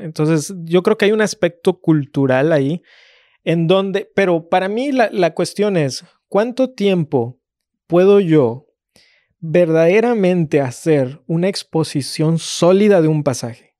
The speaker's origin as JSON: {"language": "Spanish", "country": "Mexico", "said": "Como mexicano"}